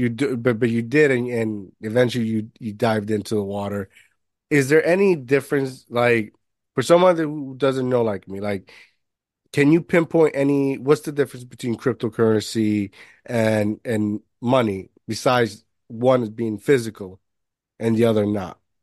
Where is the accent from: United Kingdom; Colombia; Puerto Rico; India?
Puerto Rico; moved away; also born or lived in Jersey City, New Jersey; I grew up in Puerto Rico